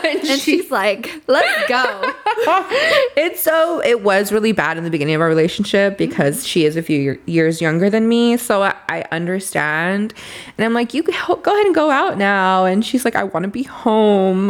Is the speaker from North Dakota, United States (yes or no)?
no; Los Angeles, California, United States; I grew up in Boyle Heights